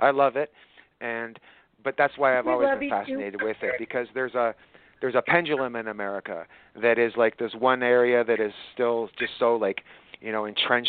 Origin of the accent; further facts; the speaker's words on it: Scotland, United Kingdom; now in Canada; I was born in Scotland